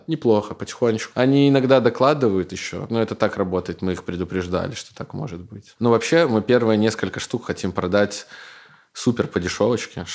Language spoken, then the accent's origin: Russian; Belarus; moved away as an adult; also born or lived in Minsk; now in Katowice, Poland; я из Беларуси